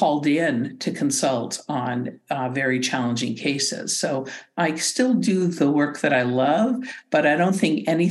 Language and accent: English; Canada; being very Canadian